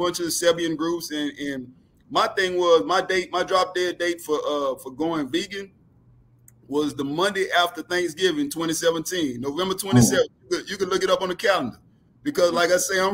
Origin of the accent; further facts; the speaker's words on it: New Orleans, Louisiana, United States; also born or lived in Houston; I'm from New Orleans.